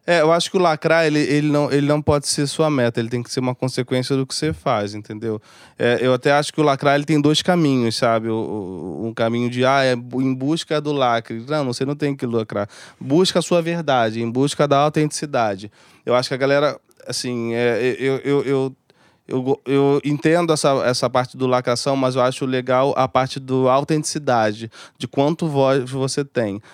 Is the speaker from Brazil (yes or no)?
yes; Rio de Janeiro, Brazil; eu sou de Bangu, eu sou de, de comunidade.